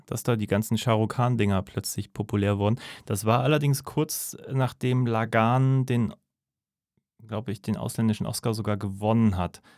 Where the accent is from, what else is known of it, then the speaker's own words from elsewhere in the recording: Northern Germany, Germany; als Norddeutscher